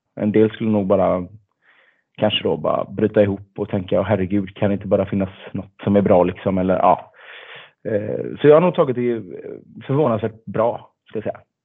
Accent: Gothenburg, Västra Götaland, Sweden; född och uppvuxen i Göteborg

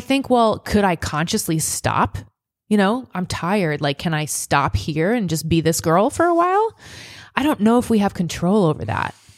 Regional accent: Nebraska, United States; moved away; my hometown is the Fourth of July capital of Nebraska.

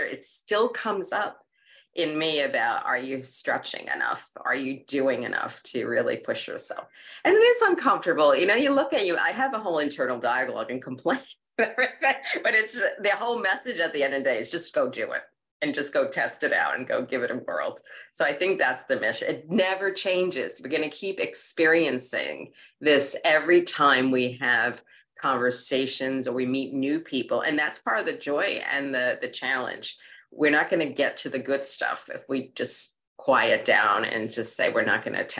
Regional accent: New York City, New York, United States; When I was a kid growing up in Queens

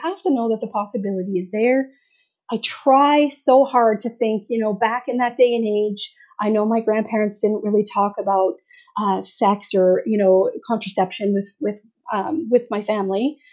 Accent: Alberta, Canada; I was born in Alberta

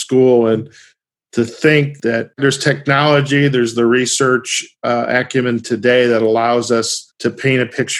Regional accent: Michigan, United States; I grew up in Michigan

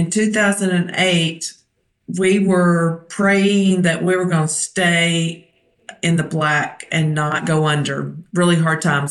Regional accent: Hueytown, Alabama, United States; I grew up in Hueytown, Alabama. So it's on the west side of Birmingham

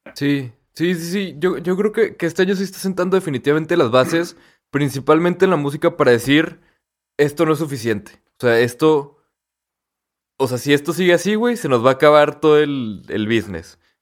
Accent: Torreón, Coahuila, Mexico; somos de Torreón, ¿no? Y que aquí no hay tanto tráfico

